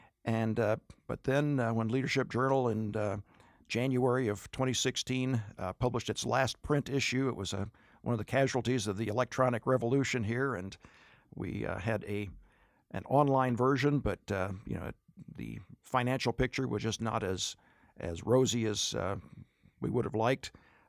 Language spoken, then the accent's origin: English; Denver, Colorado, United States; Well, I was raised in Denver. My earliest memories were here, and graduated from high school, went to Kennedy High School, Southwest Denver